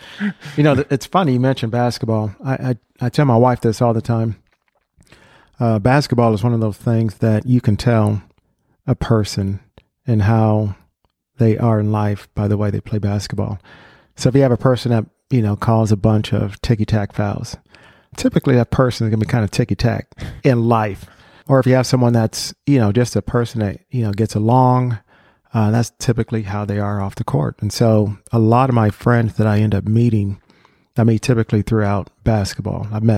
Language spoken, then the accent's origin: English; Ohio, United States; born or raised there